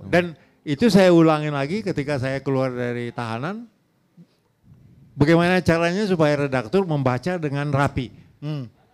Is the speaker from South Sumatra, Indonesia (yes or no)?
no; Tanjung Balai, North Sumatra, Indonesia; moved away; saya dari kota kecil itu, kota kabupaten, 150 kilo dari uh, Medan, Tanjung Balai